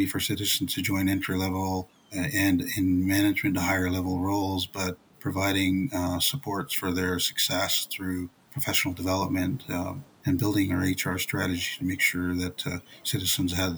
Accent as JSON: {"language": "English", "town": "Bella Bella", "region": "British Columbia", "country": "Canada", "said": "I'm from the Haistiok Nation of Bella Bella."}